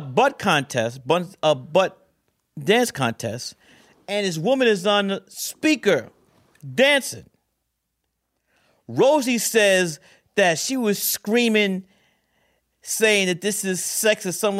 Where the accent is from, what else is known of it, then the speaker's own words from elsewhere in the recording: New York City, New York, United States; I said, I'm from Brooklyn.